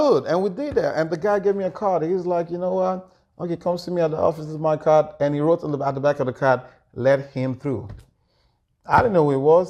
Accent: Lagos, Nigeria; moved away as an adult; now in United States; was born in Lagos. I was raised in Lagos.

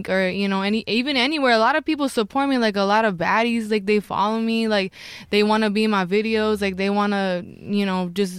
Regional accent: Ventura, California, United States; I'm from Ventura

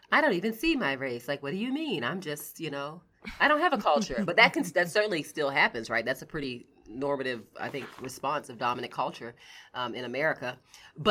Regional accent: United States; also born or lived in New York; my husband and I were the only Americans at this church

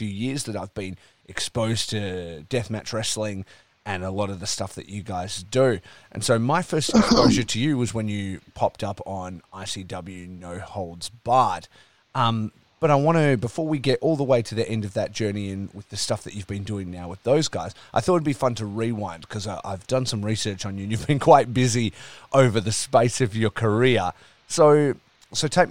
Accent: Dongara, Western Australia, Australia; also born or lived in Perth, Western Australia; I'm from Perth, Western Australia. I grew up in a very small town to start with called Dongra, which is just outside of Geraldton, which is like a smaller city in WA

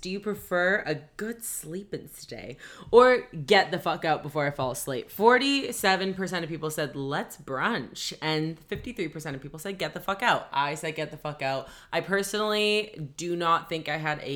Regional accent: Australia; We're really Australian here

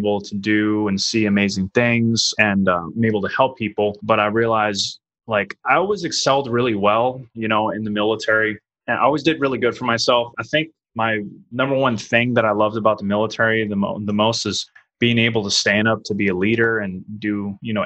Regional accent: New Orleans, Louisiana, United States; moved away as an adult; also born or lived in Italy; I'm actually from New Orleans, Louisiana

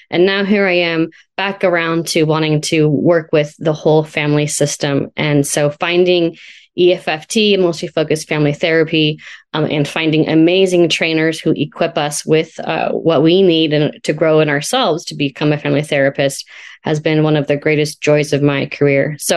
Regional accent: California, United States; now in Washington State, United States; I'm uh, located in Washington State. I'm a transplant from California. So shout out to Sonoma County.

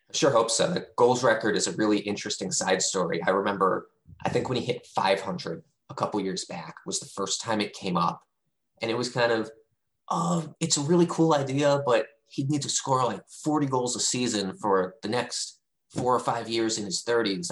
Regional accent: D.C., District of Columbia, United States; now in Seattle, United States; I grew up outside of Washington, D.C.

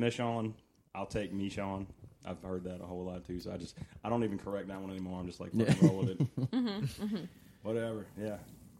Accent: Gonzales, Louisiana, United States; Like I grew up in like around Gonzales

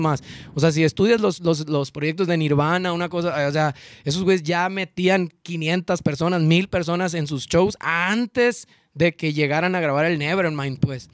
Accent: Ciudad Obregón, Sonora, Mexico; also born or lived in Mexico City; si somos de Obregón

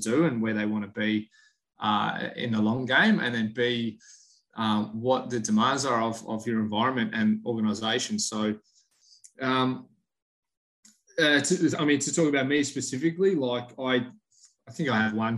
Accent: Australia; moved away as an adult; also born or lived in Orlando, United States; now in Houston, United States; I born and raised in Australia, but now currently head of sports science at Houston Dynamo FC

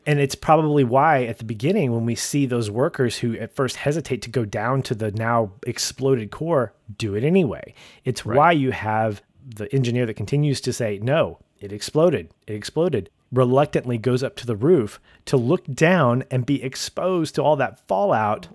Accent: United States; we as Americans

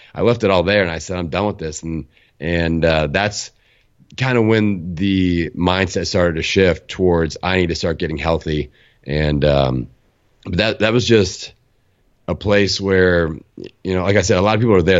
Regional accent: Bloomington, Indiana, United States; my hometown, Bloomington, Indiana

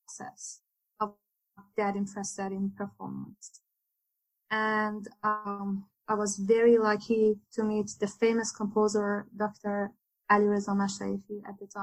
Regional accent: Iran; moved away; also born or lived in Louisiana; I was born and raised in Iran.

